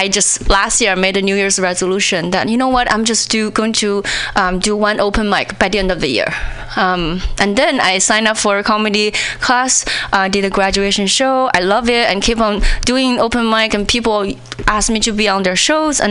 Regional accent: China; English is a second language; moved away as an adult; now in United States; when I was in China

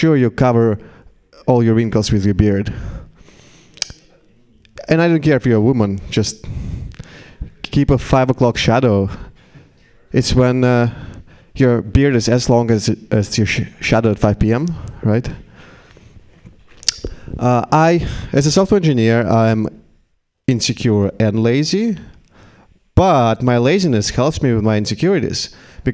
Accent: Russia; English is a second language; now in United States; In Russia, we traditionally pickled cucumbers and tomatoes

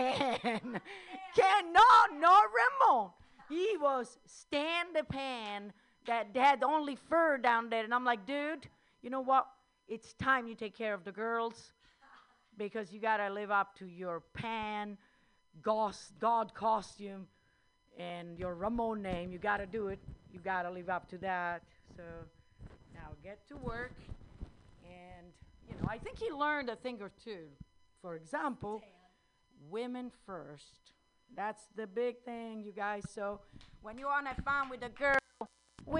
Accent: Rome, Lazio, Italy; accent: Italian; English is a second language; also born or lived in India / Netherlands; now in United States; I was born in that little town in the center of Italy, which I just said the name. It's Rome

